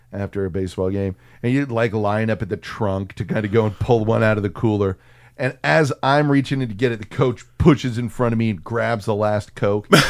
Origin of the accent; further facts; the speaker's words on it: San Antonio, Texas, United States; that neighborhood I grew up in in San Antonio